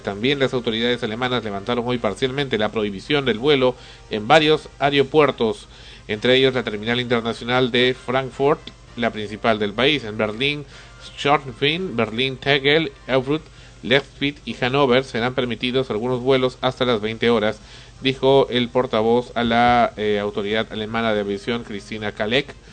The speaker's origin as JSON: {"language": "Spanish", "country": "Peru", "said": "somos peruanos"}